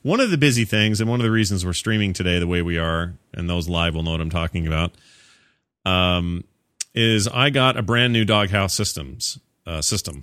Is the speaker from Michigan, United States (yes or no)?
no; Utah, United States; I'm from Utah.